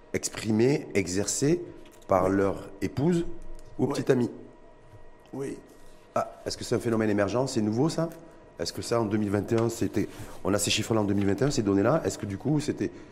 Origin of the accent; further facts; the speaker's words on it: Morocco; chez nous au Maroc